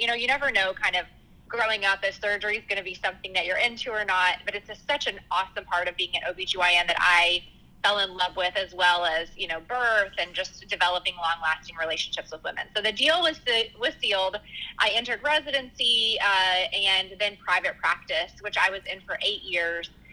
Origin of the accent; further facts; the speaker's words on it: Arkansas, United States; now in Dallas, United States; originally, I'm actually from Arkansas